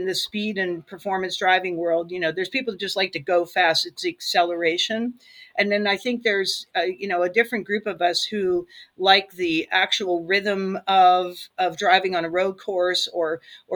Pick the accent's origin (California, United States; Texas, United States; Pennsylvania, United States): Pennsylvania, United States; Pittsburgh; I grew up in Pittsburgh, just out in the suburbs north of Pittsburgh